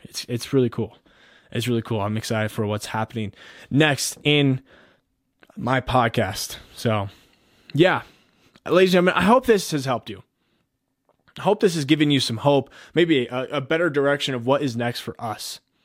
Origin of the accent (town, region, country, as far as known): United States